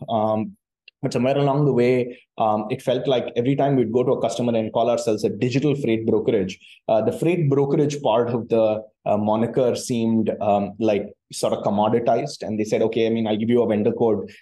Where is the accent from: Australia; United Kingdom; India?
India; Chennai, Tamil Nadu; born and brought up in Chennai, um, uh, you know, fairly typical sort of middle class uh, South Indian Tamil Brahmin family